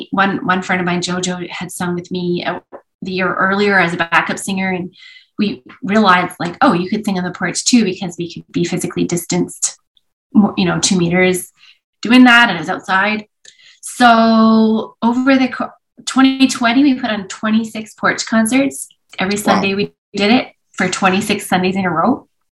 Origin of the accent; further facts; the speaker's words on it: Vancouver, British Columbia, Canada; born there; I was born in Vancouver.